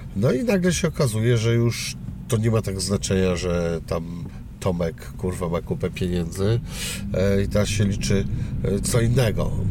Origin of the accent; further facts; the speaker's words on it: Szczecin, West Pomeranian Voivodeship, Poland; moved away; jestem oryginalnie ze Szczecina